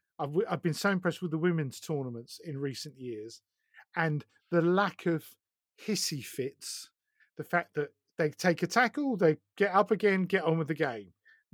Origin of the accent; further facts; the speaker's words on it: East of England, United Kingdom; No, I'm from Essex.